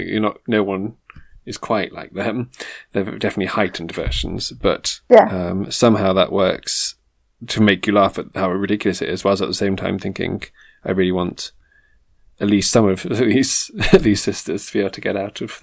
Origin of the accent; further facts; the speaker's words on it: South West England, United Kingdom; accent: West Country; Oh, no, that's my West Country accent. I can't do a Northern accent.